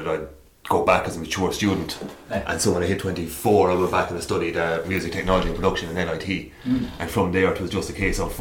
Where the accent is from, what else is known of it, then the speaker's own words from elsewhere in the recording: Carrick-on-Suir, Tipperary, Ireland; moved away as an adult; also born or lived in Limerick; I'm from Carrick on Shore in Tipperary, it's huge, just outside Waterford.